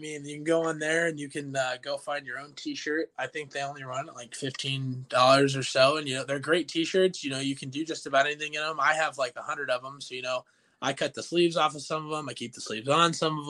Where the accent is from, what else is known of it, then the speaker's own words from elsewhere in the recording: Gretna, Nebraska, United States; also born or lived in Millard, Nebraska / Valley, Nebraska; So I grew up kind of in the Gretna community and in Millard, more of a city lifestyle. And then I actually live with my stepdad and my mom when I come home.